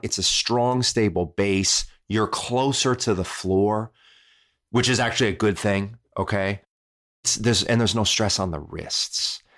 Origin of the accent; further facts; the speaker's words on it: Midwest, United States; I'm from the Midwest.